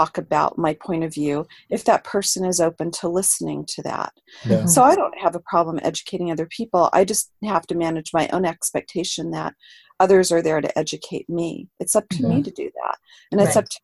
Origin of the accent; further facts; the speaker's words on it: Los Angeles, California, United States; I grew up in Los Angeles, California